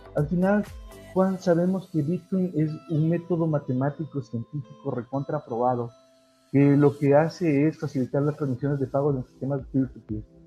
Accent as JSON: {"language": "Spanish", "country": "Ecuador", "said": "yo soy ecuatoriano, como bien lo mencionaste, yo, he tenido la suerte de crear algunas empresas en mi país"}